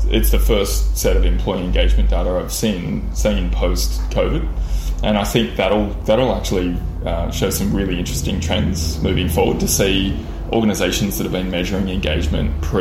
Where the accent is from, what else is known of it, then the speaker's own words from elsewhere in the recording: Lismore, New South Wales, Australia; also born or lived in Byron Bay / Sydney; I grew up predominantly in Lismore and that associated area. So, I was born in Byron Bay and then shifted to Lismore sort of by the time I was 5 years old, and spent most of my youth around that area.